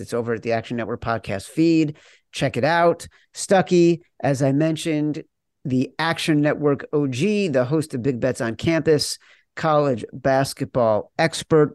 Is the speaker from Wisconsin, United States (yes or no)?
no; Chicago, Illinois, United States; I'm from Chicago